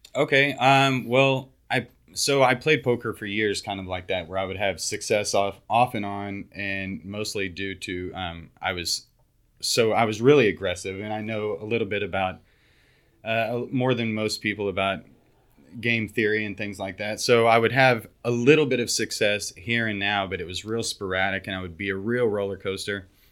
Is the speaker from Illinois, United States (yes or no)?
no; West Texas, United States; moved away as an adult; now in Houston, United States; I grew up in West Texas